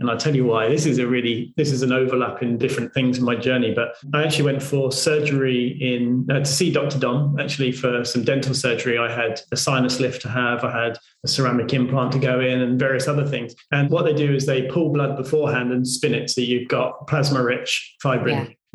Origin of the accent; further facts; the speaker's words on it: United Kingdom; because I'm British